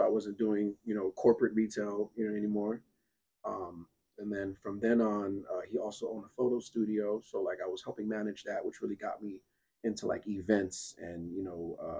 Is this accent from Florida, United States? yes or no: yes; North Miami, Florida, United States; born and raised here in Miami-Dade County. This is my home. Miami, Florida is really all I know. You know, growing up in North Miami as a Zou, you feel me? A Haitian.